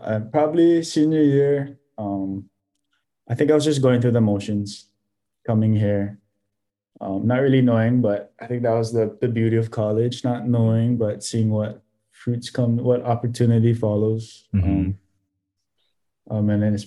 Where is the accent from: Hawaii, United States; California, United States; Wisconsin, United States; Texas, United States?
Hawaii, United States; really represent myself as a Hawaiian